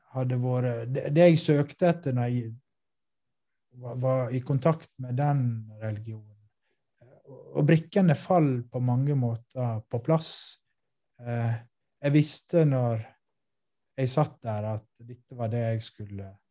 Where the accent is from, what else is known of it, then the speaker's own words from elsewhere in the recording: Western Norway, Norway; jeg er vestlending norsk